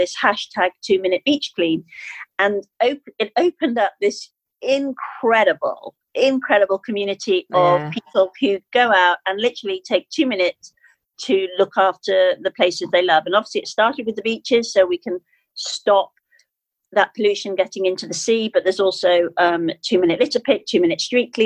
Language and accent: English; Skipton, Yorkshire and the Humber, United Kingdom; I arrived into my hometown of Skipton